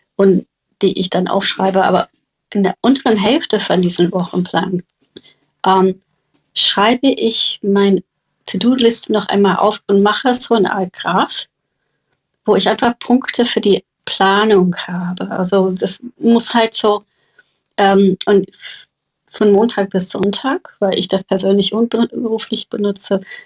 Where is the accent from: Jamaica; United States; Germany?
United States; German is a second language; moved away; Ich bin Amerikanerin